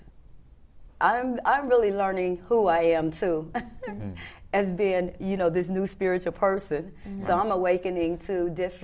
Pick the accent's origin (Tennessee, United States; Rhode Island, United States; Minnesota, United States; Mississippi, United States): Tennessee, United States; Memphis; I came from Memphis, Tennessee